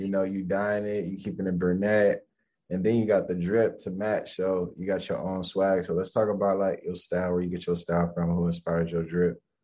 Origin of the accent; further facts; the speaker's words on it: Los Angeles, California, United States; I'm from LA.